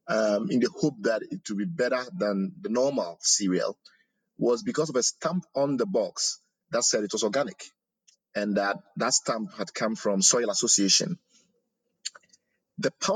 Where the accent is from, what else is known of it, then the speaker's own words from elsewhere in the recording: Ghana; moved away; I was growing up in Ghana